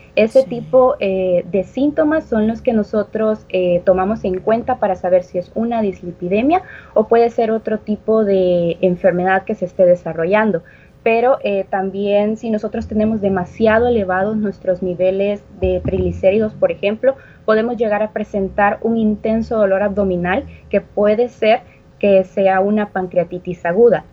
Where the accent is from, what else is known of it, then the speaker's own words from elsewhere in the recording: El Salvador; como cultura salvadoreña